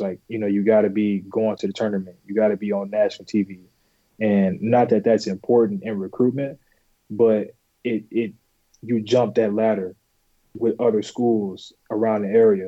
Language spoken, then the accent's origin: English; Bolingbrook, Illinois, United States; I'm originally from Bolingbrook, Illinois